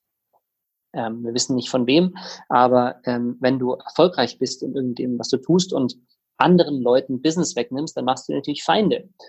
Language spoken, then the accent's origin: German; Tegernsee, Bavaria, Germany; moved away as an adult; also born or lived in South Africa / Innsbruck, Austria / Sydney, Australia / Munich; now in Berlin, Germany; ich bin in Südafrika geboren, in Tegernsee bei München in den Alpen aufgewachsen, ganz romantisch, dort zur Schule gegangen.